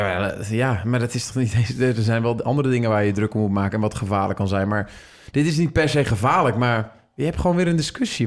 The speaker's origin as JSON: {"language": "Dutch", "country": "Netherlands", "said": "als Nederlanders"}